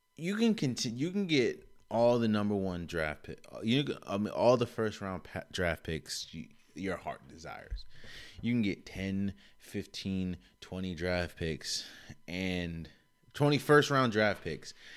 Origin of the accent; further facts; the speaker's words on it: DMV, United States; D N V native.